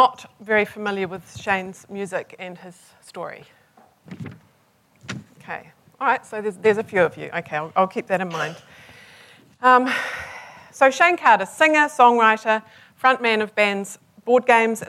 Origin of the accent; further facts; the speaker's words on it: Hamilton, Waikato, New Zealand; I was born in Hamilton.